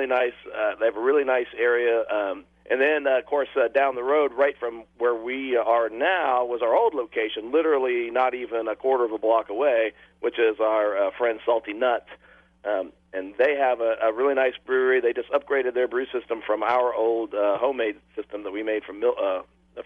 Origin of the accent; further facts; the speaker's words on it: Pennsylvania, United States; now in Huntsville, United States; I'm from Pennsylvania. I grew up Pennsylvania